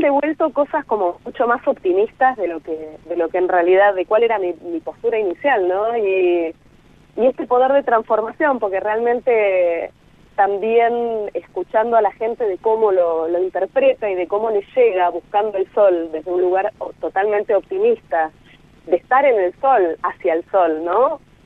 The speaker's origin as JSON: {"language": "Spanish", "region": "Buenos Aires", "country": "Argentina", "said": "personas que vivimos casi toda la vida o, gran parte del tiempo en Buenos Aires"}